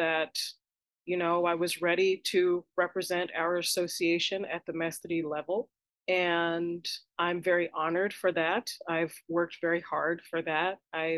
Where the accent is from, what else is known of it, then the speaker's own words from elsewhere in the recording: United States; I am American. I am an American born and bred capoeirista.